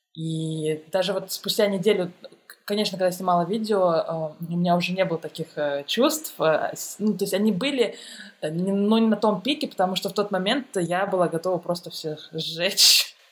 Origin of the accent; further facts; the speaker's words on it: Tashkent, Uzbekistan; moved away as an adult; also born or lived in Moscow, Russia; now in Germany; Я сама из Ташкента, и я ходила еще тогда э, в художественную школу